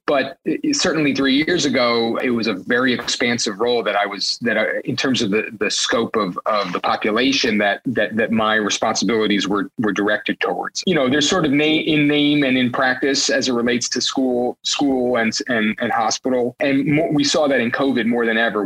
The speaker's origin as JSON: {"language": "English", "town": "New York City", "region": "New York", "country": "United States", "tie": "born or raised there"}